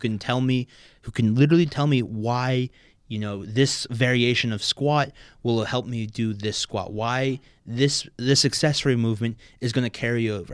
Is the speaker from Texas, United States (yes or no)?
no; Maplewood, New Jersey, United States; also born or lived in New Hampshire; I'm from Maplewood, New Jersey